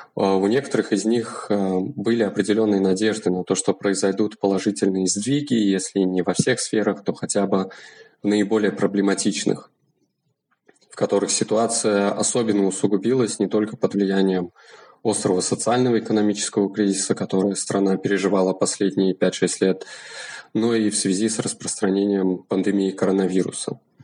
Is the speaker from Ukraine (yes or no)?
no; Turkmenistan; я независимый исследователь из Туркменистана